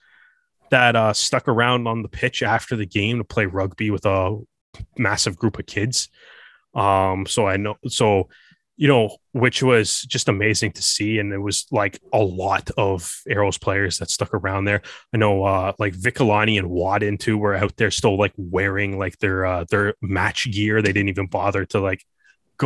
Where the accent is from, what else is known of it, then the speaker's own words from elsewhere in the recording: Canada; myself growing up in Canada